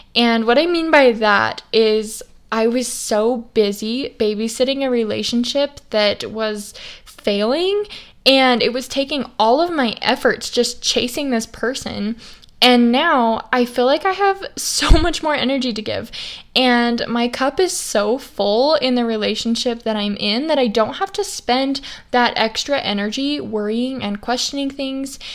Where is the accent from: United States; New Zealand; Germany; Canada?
United States; Idaho; I grew up in Idaho, and ever since I was little, I had horses